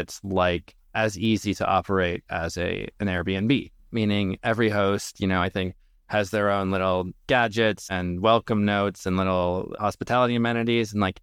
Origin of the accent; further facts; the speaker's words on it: Minnesota, United States; I grew up in Minnesota to Lebanese immigrant parents